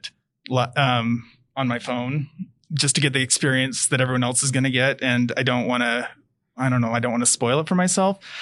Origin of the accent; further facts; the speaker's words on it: Taylorsville, Utah, United States; I was born here in Utah, and I was probably like kindergarten, first grade, living in Taylorsville